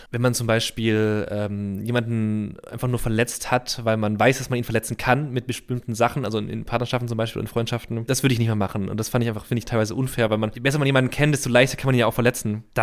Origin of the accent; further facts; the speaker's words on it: Reutlingen, Baden-Württemberg, Germany; Das ist ja bei uns in der Nähe bei Tuttlingen. Ich komme aus Reutlingen, das ist so eine Stunde entfernt.